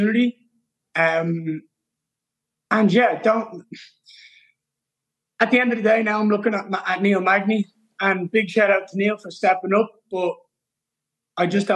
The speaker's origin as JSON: {"language": "English", "country": "Ireland", "said": "I'm Irish"}